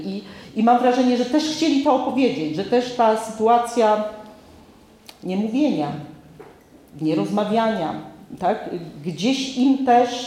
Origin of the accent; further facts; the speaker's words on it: Podlaskie Voivodeship, Poland; ja z Podlasia